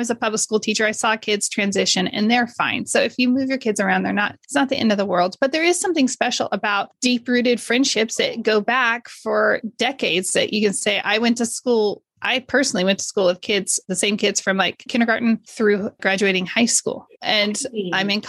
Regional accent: Modesto, California, United States; I grew up in Modesto

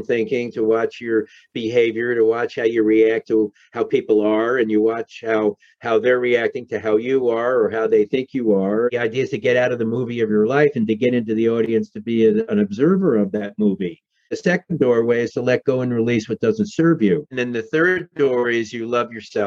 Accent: New York City, New York, United States; moved away; Growing up in New York City in Manhattan

